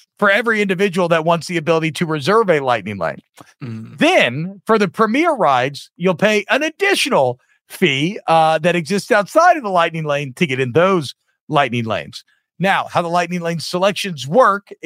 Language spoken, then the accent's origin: English; Louisiana, United States; I'm from Louisiana